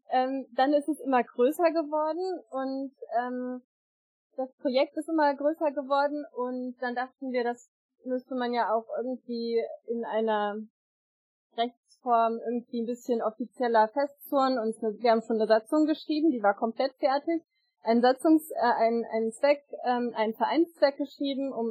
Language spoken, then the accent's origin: German; Einbeck, Lower Saxony, Germany; ich komme aus Einbeck.